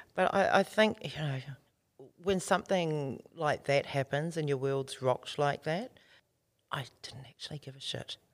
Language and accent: English; Auckland, New Zealand; moved away as an adult; now in Australia; we were born and bred in South Auckland in the hood there, Ōtara.